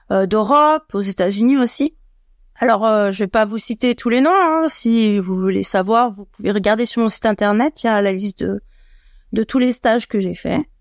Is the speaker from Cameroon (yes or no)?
no; Annecy, Auvergne-Rhône-Alpes, France; moved away as an adult; now in Paris region, France; J'ai 44 ans, je suis originaire d'Annecy, mais je vais en région parisienne depuis une dizaine d'années.